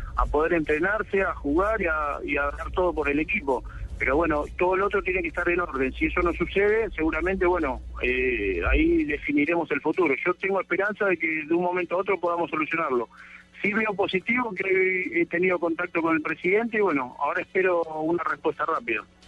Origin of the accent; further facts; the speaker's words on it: Argentina; ahora sí estoy acá en mi país